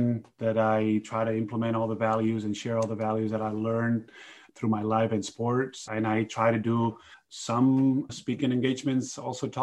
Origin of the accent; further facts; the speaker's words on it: Spain; It's my home country.